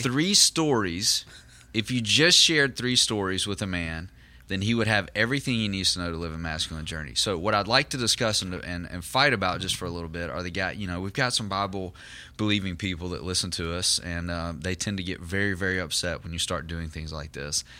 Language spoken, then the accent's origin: English; Southern United States, United States; in our context in the South, you know, in, in the Southern United States